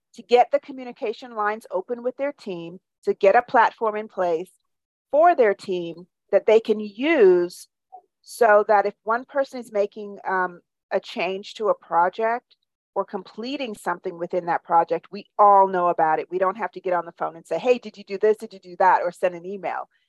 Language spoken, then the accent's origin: English; Jamaica; also born or lived in New York / Iowa / Charleston; now in Birmingham, United States; So, I'm from Jamaica originally, and I've lived all over the United States from New York to Iowa to Charleston, and now I'm here in Birmingham, Alabama